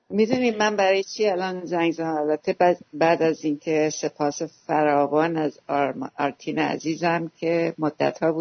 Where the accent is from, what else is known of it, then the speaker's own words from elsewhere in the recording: Iran; born there; بله من بچه توی قصر دشت به دنیا آمدم تا که اول یا دوم ابتدایی هم اونجا بودم